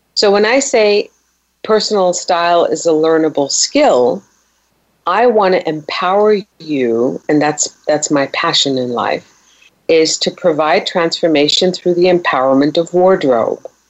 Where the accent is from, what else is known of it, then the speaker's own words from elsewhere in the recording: Germany; moved away; being a Persian girl, you know, in the 60s growing up in Germany